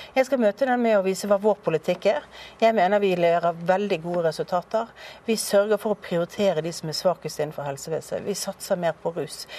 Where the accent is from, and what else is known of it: Bergen, Vestland, Norway; born or raised there